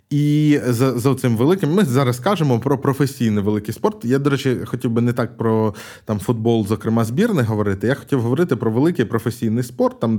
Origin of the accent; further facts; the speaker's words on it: Kyiv, Ukraine; я ж з Києва